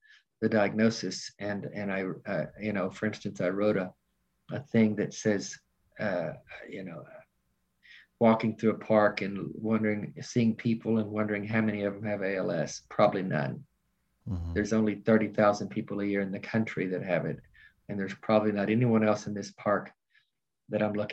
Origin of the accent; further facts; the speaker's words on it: Nashville, Tennessee, United States; moved away as an adult; now in Charlotte, United States; I'm from Nashville